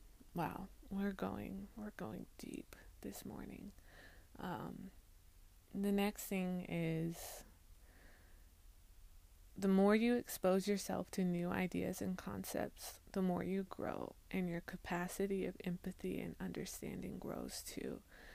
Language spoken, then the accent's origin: English; China; also born or lived in Hong Kong / Taiwan / Xiamen; living in, growing up in China and then moving to Hong Kong and then living in Hong Kong for 2 years and then living in Taiwan for about 2 years and then living in Xiamen.